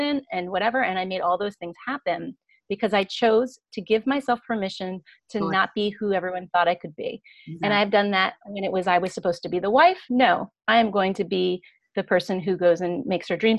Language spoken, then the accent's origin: English; Pennsylvania, United States; when I was growing up in Pennsylvania